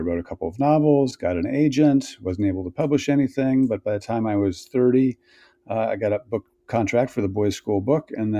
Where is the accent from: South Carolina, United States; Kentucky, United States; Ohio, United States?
Ohio, United States; Cleveland; born there; I was born in 1963 in Cleveland, Ohio.